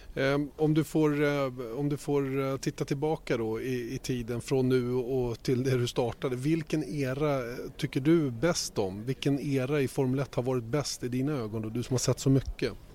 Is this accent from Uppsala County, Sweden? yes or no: yes; Uppsala, Uppsala County, Sweden; hemma i hammocken i, i, i trädgården i Bärbyhage hemma i Uppsala